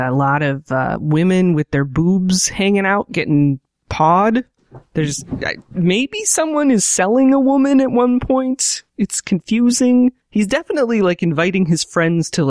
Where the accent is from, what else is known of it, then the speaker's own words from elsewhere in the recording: Kansas City, Kansas, United States; I am from Kansas City, Kansas